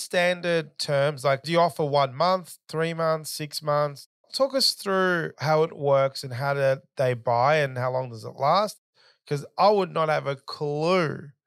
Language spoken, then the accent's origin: English; Melbourne, Victoria, Australia; I'm from Melbourne